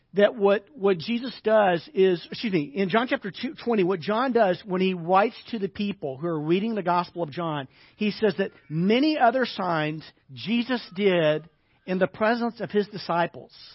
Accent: Arkansas, United States; moved away; I grew up in the South, grew up in Arkansas

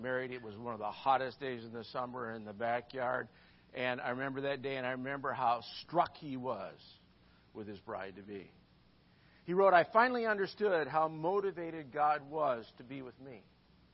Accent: Midwest, United States; moved away; I'm from the Midwest

